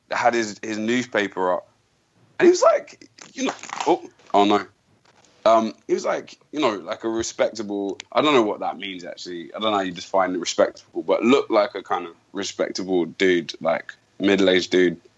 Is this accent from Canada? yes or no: no; United Kingdom; I'm British. I'm British.